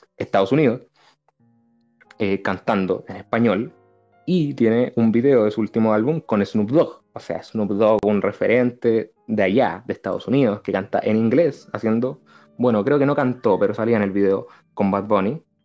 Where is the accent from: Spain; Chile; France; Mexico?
Chile; los chilenos hablamos rápido. Los chilenos rapeamos absolutamente